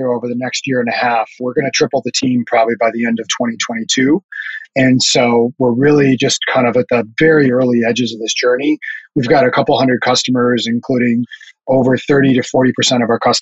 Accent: North Dakota, United States; moved away as an adult; also born or lived in Minneapolis / Silicon Valley; I grew up in North Dakota, of all places

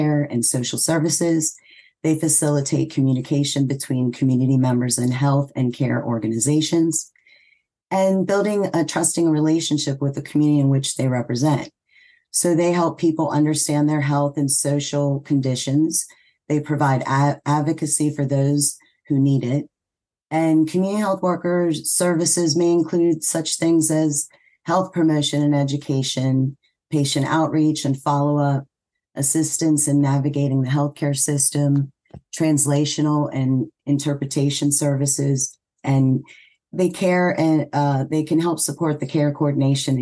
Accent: Pennsylvania, United States; moved away as an adult; also born or lived in Virginia; now in West Virginia, United States; I am originally from Pennsylvania

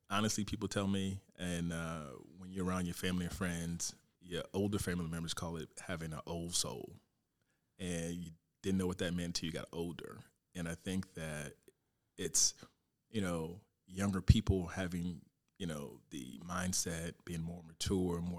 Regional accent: Fort Pierce, Florida, United States; moved away as an adult; I'm from Fort Pierce, uh, Florida. So it all started in Little League in Fort Pierce. Um, from Little League to high school to Fort Pierce Westwood High School, go Panthers.

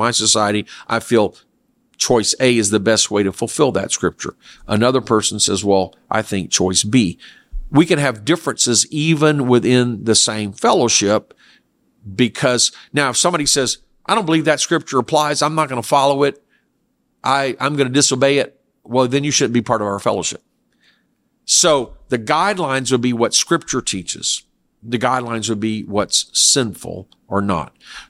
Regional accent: South Korea; I grew up in Korea where it was acceptable to eat dog meat, especially in the summer.

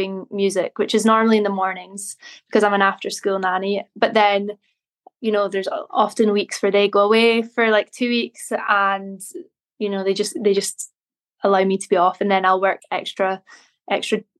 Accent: Inverness, Scotland, United Kingdom; moved away as an adult; now in Glasgow, United Kingdom; I am originally from Inverness, and I grew up there, went to school there

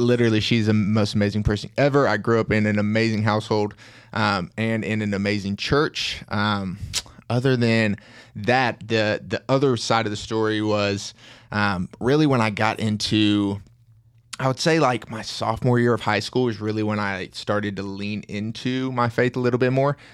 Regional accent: Tennessee, United States; accent: Tennessean; I'm from Tennessee, and I obviously have the accent of a Tennessean

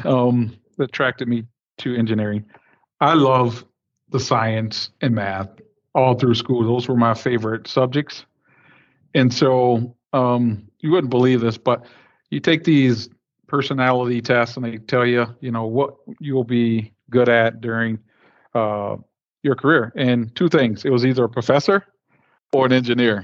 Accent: Flint, Michigan, United States; I'm born and raised in Flint, Michigan

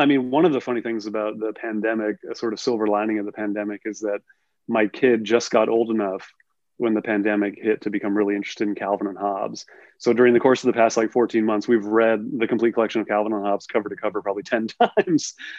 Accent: El Cerrito, California, United States; I'm from El Cerrito, California, in the East Bay of the California the Bay Area

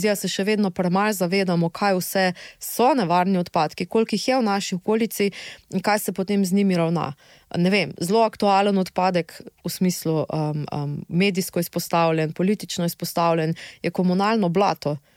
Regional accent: Slovenia

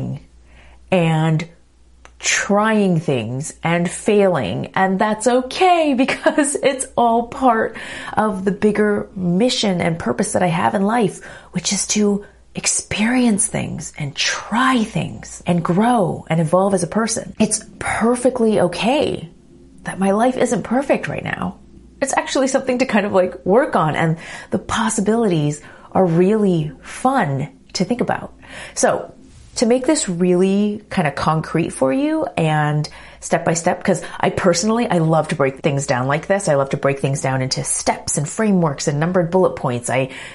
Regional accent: Los Angeles, California, United States; also born or lived in New York; moved back here to my hometown of LA for 3 years

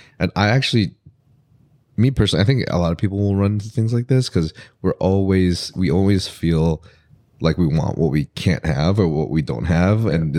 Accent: Philippines; which is really cool because I'm Filipino.

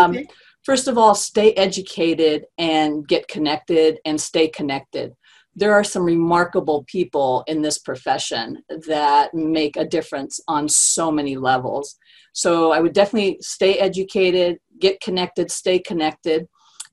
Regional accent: San Jose, California, United States; I'm from San Jose, California

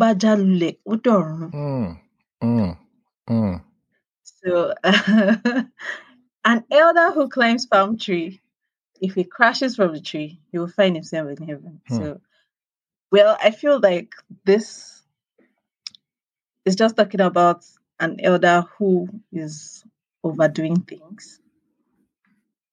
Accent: Oyo, Nigeria; I'm from Oyo State

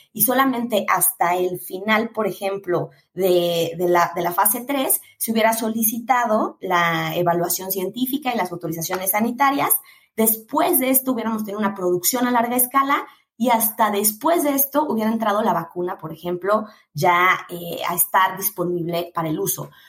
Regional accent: Mexico

